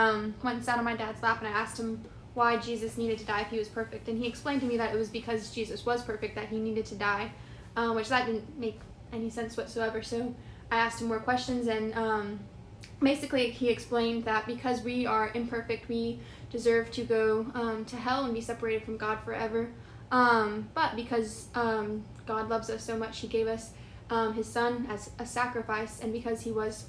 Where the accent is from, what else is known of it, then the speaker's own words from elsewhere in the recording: Louisiana, United States; I'm from Louisiana